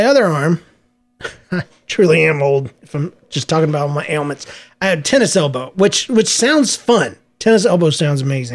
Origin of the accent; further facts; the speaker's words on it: Georgia, United States; I'm from Georgia. We don't like wearing shoes.